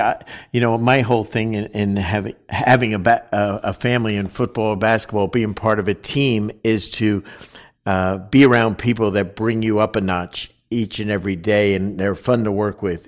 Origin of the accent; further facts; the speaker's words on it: New Jersey, United States; I'm North Jersey and I'm, you know, I'm a New York Giants fan as a kid growing up